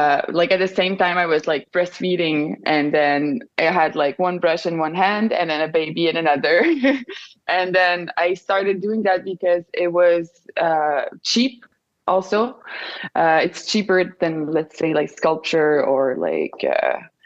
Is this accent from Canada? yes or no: yes; Montreal, Quebec, Canada; accent: French; first language French; English is a second language; I have a French accent because I'm from Montreal, Canada. So my first language is French.